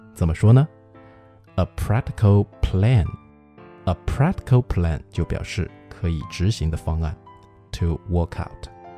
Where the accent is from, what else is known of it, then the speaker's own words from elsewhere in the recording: China; 我们中国人